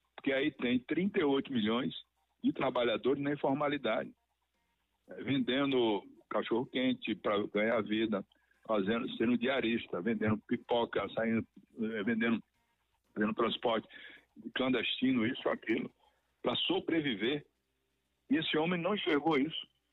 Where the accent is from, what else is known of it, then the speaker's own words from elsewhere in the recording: Rui Barbosa, Bahia, Brazil; also born or lived in Feira de Santana; Eu sou muito feirense também, sou de Rui Barbosa